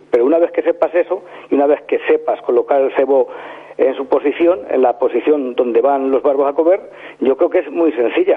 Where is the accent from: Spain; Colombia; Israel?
Spain; hometown on the Guadiela river, Castilla-La Mancha; empecé a pescar en el río de mi pueblo, un río que se llama Guadiela